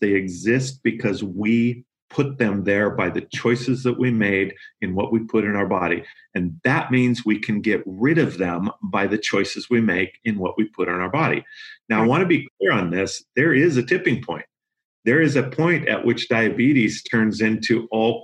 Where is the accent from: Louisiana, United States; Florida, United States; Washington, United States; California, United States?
Washington, United States; Yakima Valley; I grew up in the Yakima Valley up in Washington